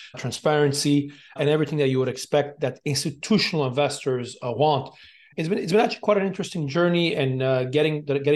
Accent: Montreal, Quebec, Canada; moved away as an adult; also born or lived in China / Hong Kong; now in Dubai, United Arab Emirates; I'm originally from Montreal, Armenian background, born and raised in Montreal in Canada, then went to China and then Hong Kong

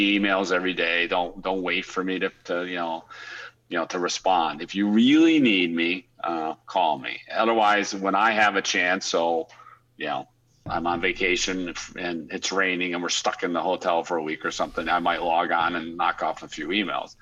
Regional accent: United States; moved away as an adult; also born or lived in Europe / Australia; as an American

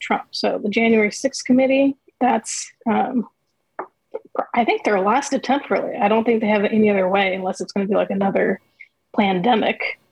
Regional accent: Oregon, United States; I'm from Oregon

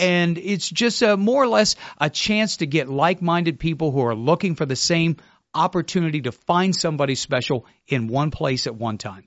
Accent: Ohio, United States; now in Melbourne, United States; I was born in Ohio.

